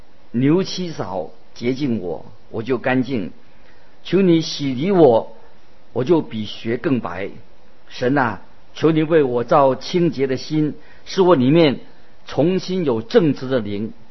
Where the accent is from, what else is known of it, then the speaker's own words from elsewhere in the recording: China; 我们就是我们中国人所说的“知人知面不知心”啊